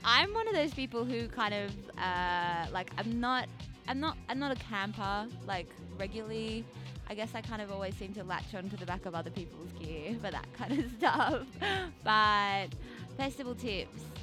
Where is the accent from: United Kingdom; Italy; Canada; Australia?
Australia; Canberra, Australian Capital Territory; now in Sydney, Australia; I grew up in Canberra